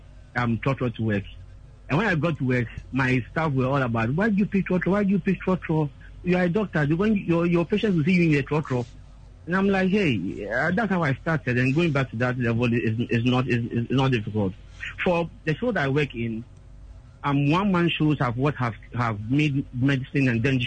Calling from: Mamprobi, Greater Accra, Ghana; I'm calling from Mampobi.

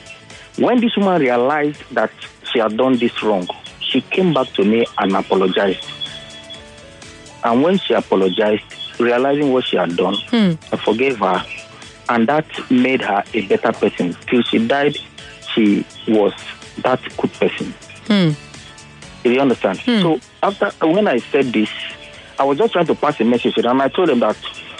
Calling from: Lagos, Nigeria; I'm calling from Ikoyi

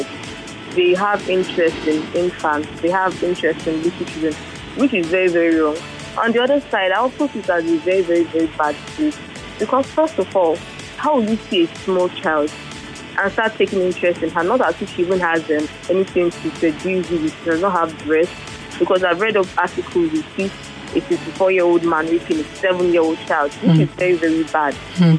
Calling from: Ekweda, Lagos, Nigeria; I'm calling from Ekweda.

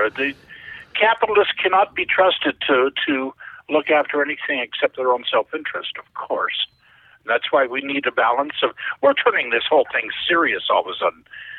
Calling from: London, Ontario, Canada; The beautiful city of London. Just like Toronto 50 years ago.

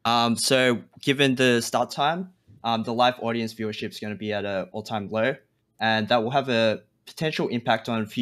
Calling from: Melbourne, Victoria, Australia; I'm calling from Melbourne, Australia.

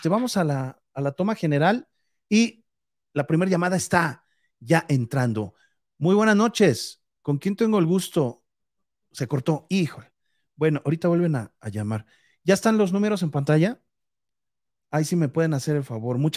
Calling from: Aguascalientes, Mexico; De Aguascalientes

